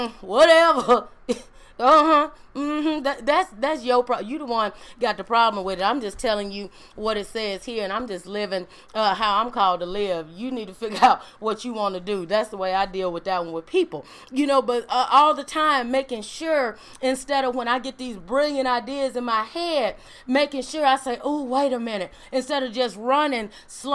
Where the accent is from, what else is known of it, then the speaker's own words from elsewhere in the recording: Mississippi, United States; I grew up in Mississippi